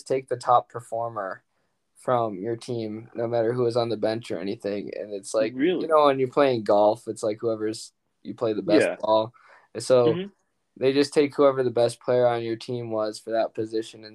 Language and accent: English; Detroit, Michigan, United States; born or raised there